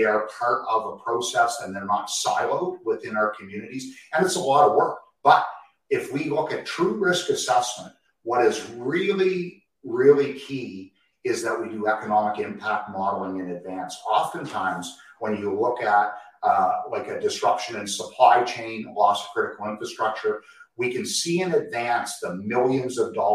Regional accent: Canada; we hail from Canada

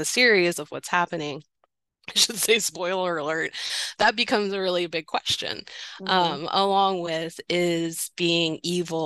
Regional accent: the South, United States; I grew up in the South. I grew up in the rural parts of the South

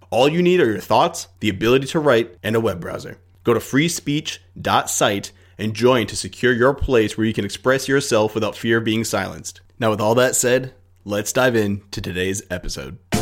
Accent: United States; as an American

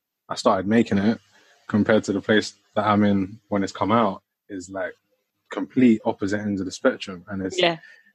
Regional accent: Croydon, London, United Kingdom; I'm from Croydon

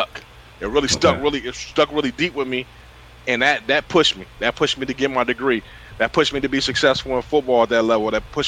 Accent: Freeport, California, United States; we were raised in Freeport. I lived in the gardens.

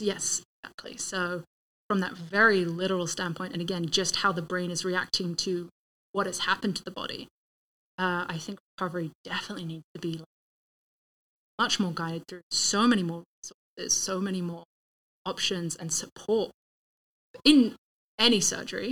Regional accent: England, United Kingdom; moved away as an adult; also born or lived in Sacramento, California; now in Tempe, United States; growing up in England, even having lived in California mm. for five years

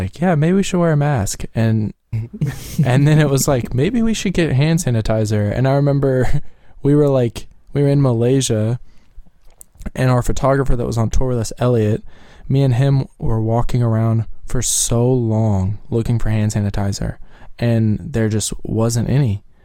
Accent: right outside of Louisville, Kentucky, United States; we grew up right outside of Louisville

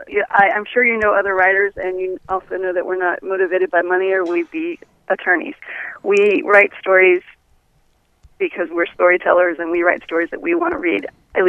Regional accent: Fort Lauderdale, Florida, United States; also born or lived in Missouri; I grew up in South Florida. Whereabouts? The Fort Lauderdale area.

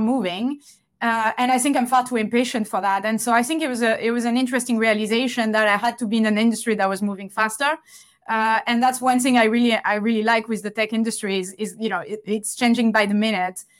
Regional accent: Toulouse, Occitania, France; moved away; back in France, back in Toulouse, my, my hometown

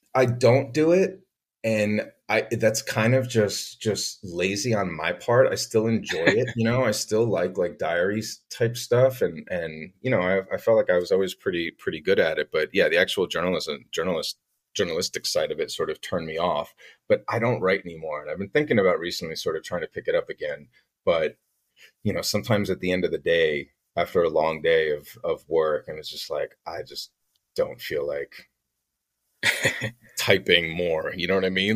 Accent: Glen Rock, New Jersey, United States; born or raised there; also born or lived in New York City

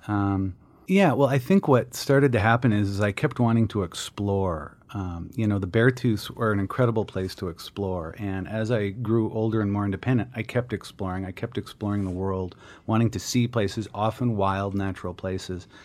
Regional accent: Minneapolis, Minnesota, United States; moved away; I grew up in Minneapolis.

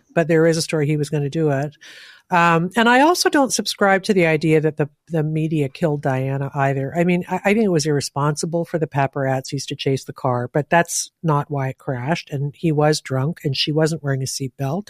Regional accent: Canada; as a Canadian

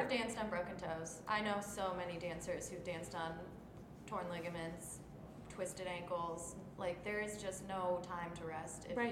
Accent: Midwest, United States; I'm like born and bred Midwestern

